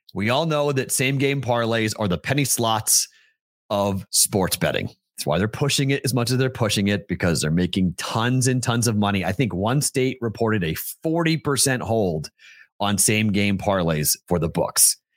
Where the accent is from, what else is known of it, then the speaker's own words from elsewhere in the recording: Andover, Massachusetts, United States; moved away; my hometown of Andover, Mass